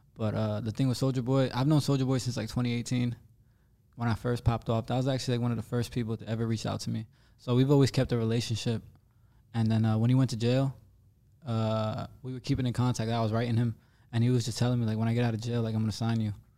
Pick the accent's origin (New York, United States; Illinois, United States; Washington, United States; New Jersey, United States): New Jersey, United States; me being from, like, this little town in New Jersey